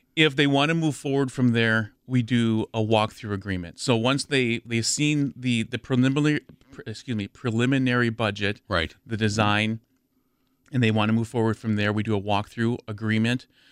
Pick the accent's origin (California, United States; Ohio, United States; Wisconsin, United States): Wisconsin, United States; near Madison; also born or lived in Milwaukee, Wisconsin; I grew up near Madison.